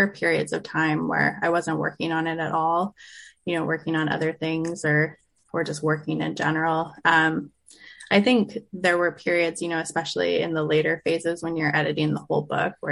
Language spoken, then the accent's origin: English; Revelstoke, British Columbia, Canada; I grew up in Revelstoke, British Columbia